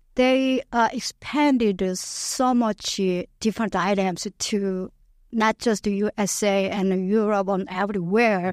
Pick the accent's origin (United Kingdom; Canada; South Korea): South Korea; Yeosu, South Jeolla; English is a second language; moved away as an adult; now in St. Louis, United States; I was born, it's called Yeosu City, it's my hometown